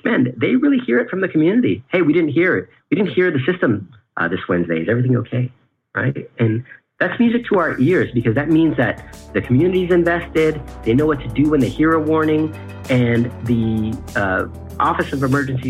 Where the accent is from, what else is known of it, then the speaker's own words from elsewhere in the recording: California, United States; I am from California, and the way I grew up